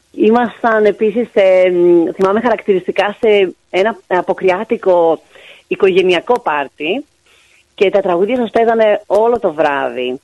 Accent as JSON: {"language": "Greek", "town": "Thessaloniki", "region": "Central Macedonia", "country": "Greece", "said": "εγώ είμαι από Θεσσαλονίκη."}